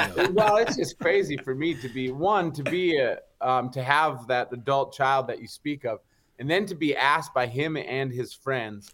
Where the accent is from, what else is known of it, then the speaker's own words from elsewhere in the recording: Upper Peninsula, Michigan, United States; I'm from the Upper Peninsula, Michigan